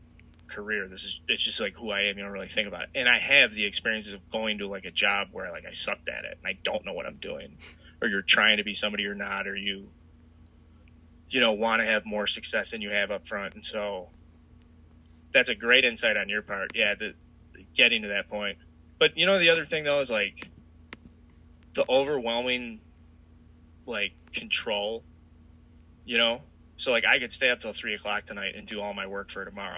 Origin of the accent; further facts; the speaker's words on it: Chicago, Illinois, United States; growing up on the South Side, like, I went to a ton of Sox games